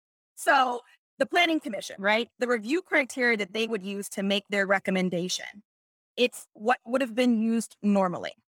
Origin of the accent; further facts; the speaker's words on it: Pittsburgh, Pennsylvania, United States; I'm from Pittsburgh, I add S to things